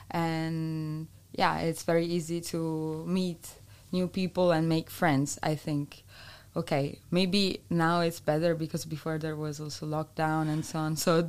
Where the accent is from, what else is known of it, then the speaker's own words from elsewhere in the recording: Italy; moved away as an adult; now in Eindhoven, Netherlands; I come from Italy. I moved here 8 months ago, more or less.